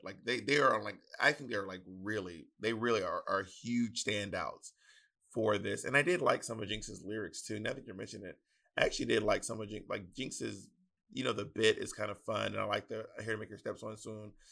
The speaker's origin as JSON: {"language": "English", "region": "the South", "country": "United States", "accent": "Southern", "said": "my Southern accent"}